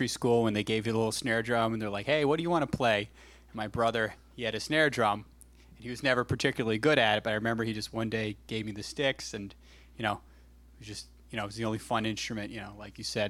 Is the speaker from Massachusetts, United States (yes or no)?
yes; Northborough, Massachusetts, United States; I'm from Northborough, Massachusetts, which is, you know, central Mass.